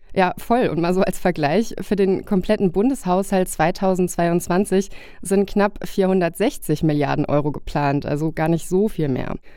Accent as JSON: {"language": "German", "town": "Koblenz", "region": "Rhineland-Palatinate", "country": "Germany", "tie": "born or raised there", "said": "in meiner Heimatstadt Koblenz"}